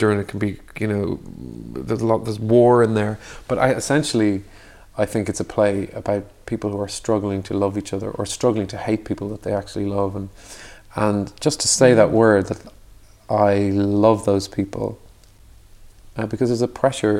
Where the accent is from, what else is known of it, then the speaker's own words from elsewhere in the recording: Dublin, Leinster, Ireland; We grew up in Dublin and it was very Catholic kind of upbringing